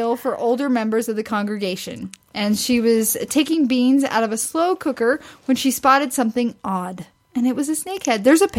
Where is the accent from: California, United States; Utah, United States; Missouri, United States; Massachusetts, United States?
Missouri, United States; growing up in Missouri